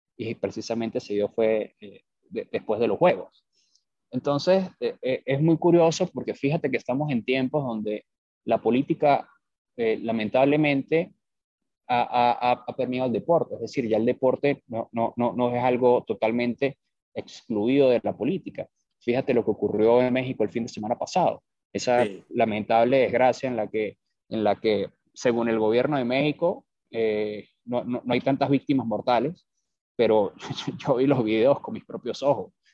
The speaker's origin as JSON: {"language": "Spanish", "country": "Venezuela", "also_born_or_lived": "Bogotá, Colombia / New York, United States / Lima, Peru", "moved": "as an adult", "lives_now": "Miami, United States", "said": "yo soy venezolano. Eh, por razones obvias tuve que abandonar Venezuela"}